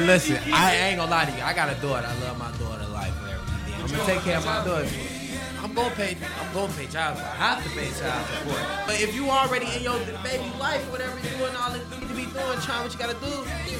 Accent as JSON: {"language": "English", "town": "Gary", "region": "Indiana", "country": "United States", "tie": "born there", "said": "I was born in Indiana."}